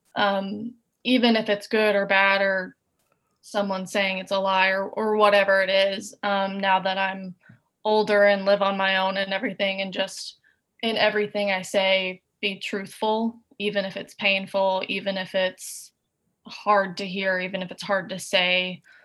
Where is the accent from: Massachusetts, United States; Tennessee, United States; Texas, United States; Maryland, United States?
Tennessee, United States; Chattanooga; now in Nashville, United States; We're both from Chattanooga.